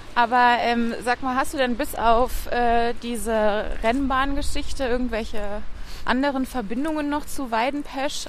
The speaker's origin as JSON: {"language": "German", "town": "Bonn", "region": "North Rhine-Westphalia", "country": "Germany", "tie": "born or raised there", "said": "Ich bin ja in Bonn groß geworden"}